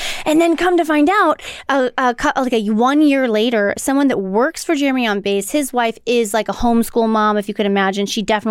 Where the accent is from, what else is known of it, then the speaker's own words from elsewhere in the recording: St. Louis, Missouri, United States; I don't know what I'm doing. I'm from St. Louis.